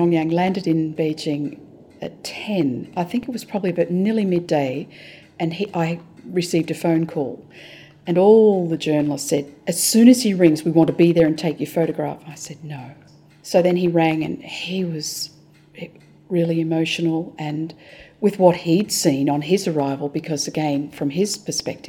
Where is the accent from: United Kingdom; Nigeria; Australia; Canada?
Australia; now in Hong Kong; We're Australian